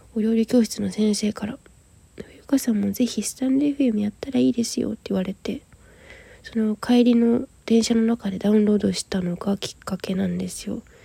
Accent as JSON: {"language": "Japanese", "town": "Yokohama", "region": "Kanagawa", "country": "Japan", "tie": "born or raised there", "also_born_or_lived": "Aso, Kumamoto", "moved": "as an adult", "said": "現在私は地元神奈川県横浜市を離れて熊本九州は熊本の阿蘇市に出稼ぎに来ている"}